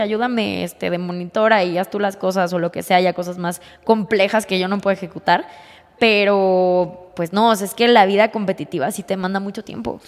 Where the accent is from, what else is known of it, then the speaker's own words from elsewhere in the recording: Mexico City, Mexico; now in Querétaro, Mexico; yo soy de la Ciudad de México.